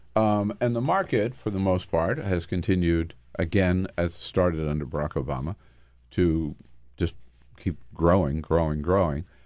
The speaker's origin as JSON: {"language": "English", "region": "Delaware", "country": "United States", "tie": "born or raised there", "moved": "yes", "lives_now": "Washington, D.C., United States", "said": "growing up in Delaware"}